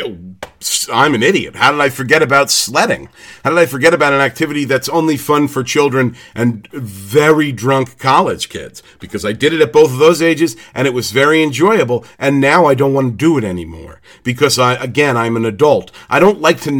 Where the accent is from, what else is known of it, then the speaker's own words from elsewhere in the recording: United States; I'm from America